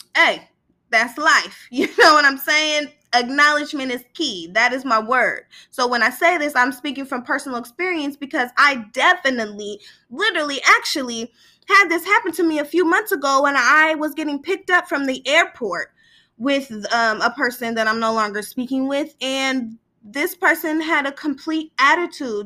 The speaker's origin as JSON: {"language": "English", "town": "Sacramento", "region": "California", "country": "United States", "moved": "yes", "lives_now": "Southern California, United States", "said": "I'm from East Sacramento"}